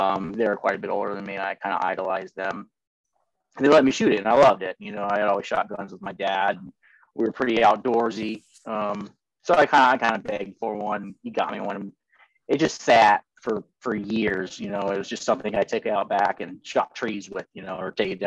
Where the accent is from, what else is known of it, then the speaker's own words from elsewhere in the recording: Ohio, United States; also born or lived in Columbus, Ohio / Bowling Green, Ohio; I'm an Ohio boy, born and raised in Ohio.